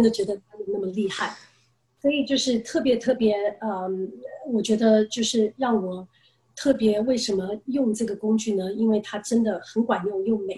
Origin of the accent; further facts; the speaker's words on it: United States; moved away as an adult; also born or lived in Taiwan; now in China; 我六岁从台湾搬到美国，然后嗯。其实就在美国长大